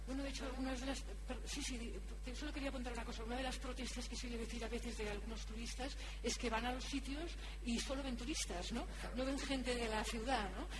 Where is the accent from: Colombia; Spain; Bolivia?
Spain; Barcelona, Catalonia; yo también soy de Barcelona, del casco antiguo de la ciudad